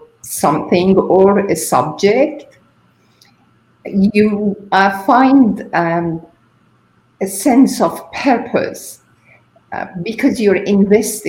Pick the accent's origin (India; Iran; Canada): Iran; moved away as an adult; also born or lived in England; I am originally from Iran, so my parents, my you know, family weren't there to provide me with support